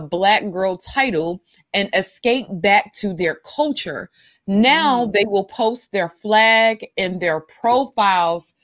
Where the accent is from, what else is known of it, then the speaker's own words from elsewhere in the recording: New York City, New York, United States; I grew up in New York City.